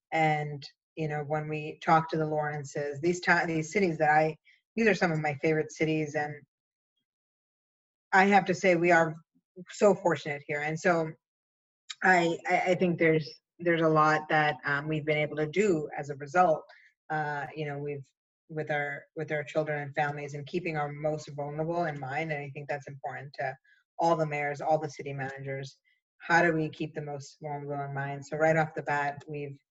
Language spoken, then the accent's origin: English; Cambridge, Massachusetts, United States; also born or lived in Pakistan; I wasn't born here. I was born in Pakistan, but I was, yeah, raised in Cambridge